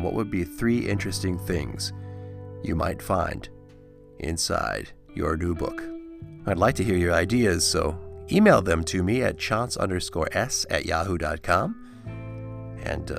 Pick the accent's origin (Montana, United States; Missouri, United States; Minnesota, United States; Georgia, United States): Minnesota, United States; Annandale; I grew up in Annandale just down the road